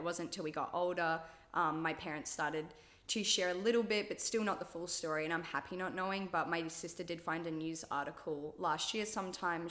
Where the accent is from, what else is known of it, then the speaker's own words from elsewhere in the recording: Australia; I was born in Australia.